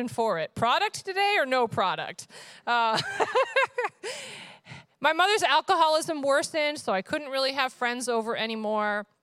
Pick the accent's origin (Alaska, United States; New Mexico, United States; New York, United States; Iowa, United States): New York, United States; upstate; also born or lived in Vermont; I was born in Vermont, but my parents actually lived in upstate New York at the time